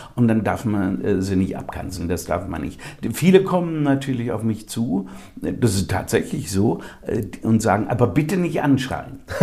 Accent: Germany; unsere Mentalität als äh, Deutsche

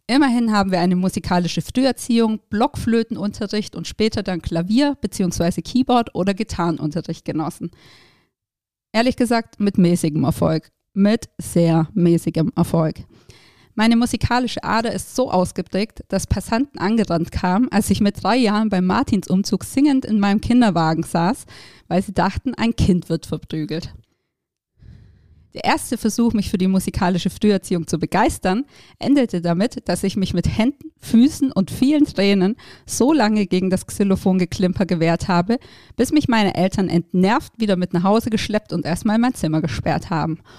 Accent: Baden-Württemberg, Germany; Aufgewachsen bin ich im Süden Deutschlands, in einer kleinen Stadt zwischen Stuttgart und Ulm.

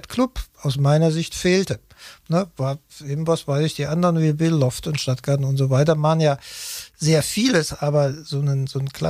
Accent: Cologne, North Rhine-Westphalia, Germany; da muss ich ja als Kölner froh sein und glücklich

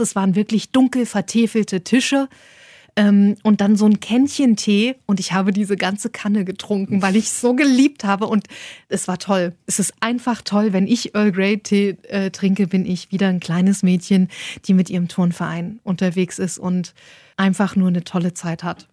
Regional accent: Saxony-Anhalt, Germany; ich komme aus Sachsen-Anhalt, Osten damals noch gewesen

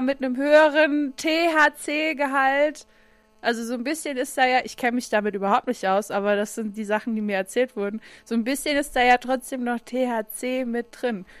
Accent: Saarland, Germany; von uns Saarländern

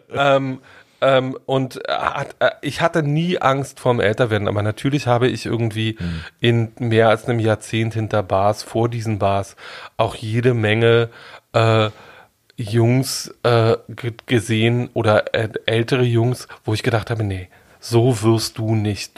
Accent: Germany; Ich bin in der DDR groß geworden

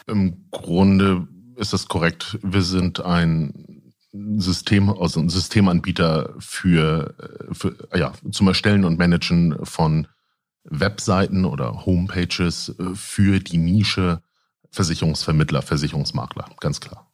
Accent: Lübeck, Schleswig-Holstein, Germany; moved away; also born or lived in Husum; Ich bin tatsächlich gebürtiger Lübecker, bin dann irgendwie an die West Coast gegangen von der East Coast

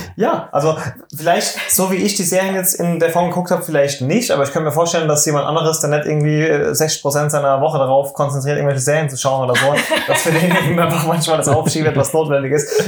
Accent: Germany; wir sind Deutsche

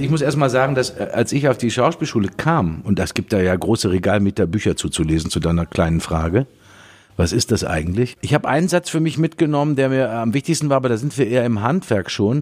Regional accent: Dortmund, North Rhine-Westphalia, Germany; meine Heimatstadt Dortmund

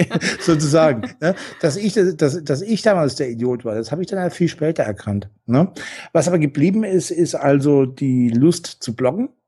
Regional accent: Franconia, Bavaria, Germany; moved away as an adult; also born or lived in Essen; ich komme aus dem Fränkischen

